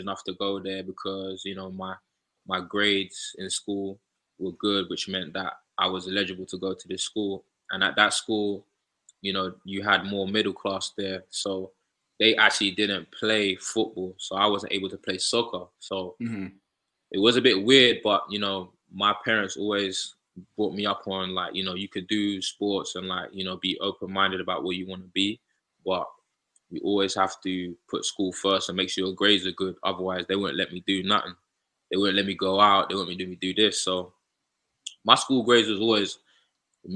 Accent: High Wycombe, South East England, United Kingdom; moved away as an adult; also born or lived in Slough; now in Buffalo, United States; I actually was born in a place called Slough, which is like the outskirts of, it's like the suburbs of London. And then obviously from there, I moved to a place called High Wycombe and then spent most of my time growing up in High Wycombe

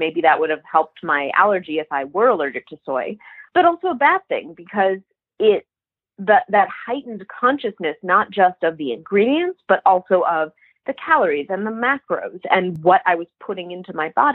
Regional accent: Boca Raton, Florida, United States; I'm from Boca Raton, Florida, which is a very image conscious place

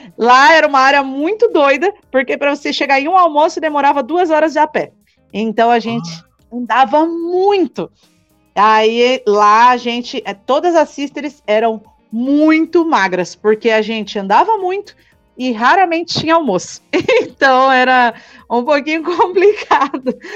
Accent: São Paulo, Brazil; eu sou lá de São Paulo, vim servir missão aqui

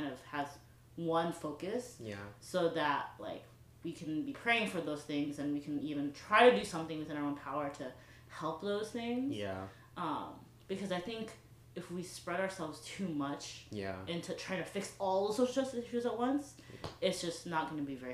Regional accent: Chicago, Illinois, United States; I grew up in the South Side of Chicago, too.

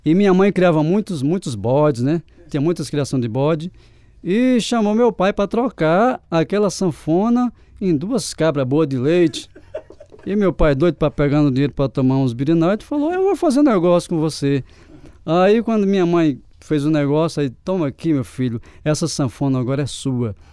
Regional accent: São José dos Espinharas, Paraíba, Brazil; also born or lived in Patos; Eu nasci na cidade de Patos, na Paraíba, e fui criado mais numa cidadezinha mais do interior, são José dos Espinharas.

